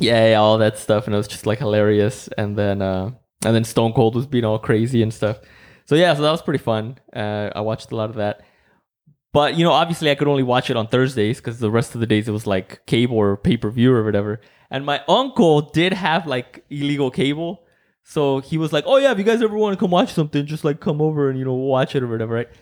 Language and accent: English; Mexico; English is a second language; moved away; growing up in Mexico